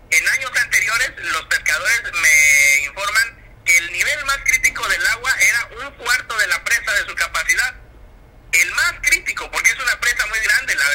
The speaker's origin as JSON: {"language": "Spanish", "region": "Guerrero", "country": "Mexico", "said": "somos paisanos, costeños de toda la vida."}